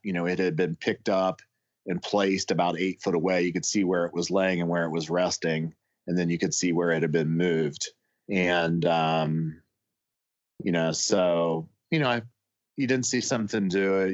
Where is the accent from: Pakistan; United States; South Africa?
United States; Ohio; now in West Virginia, United States; I grew up in Ohio and I came to West Virginia